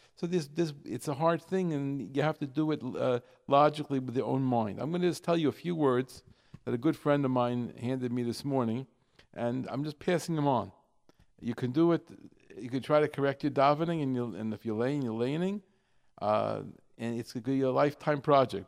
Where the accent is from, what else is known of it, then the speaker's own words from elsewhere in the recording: New York, United States; moved away; I'm come from New York